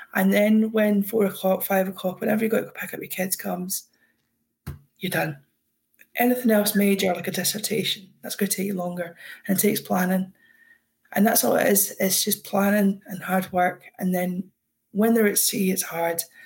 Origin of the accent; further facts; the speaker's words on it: Scotland, United Kingdom; I'm Scottish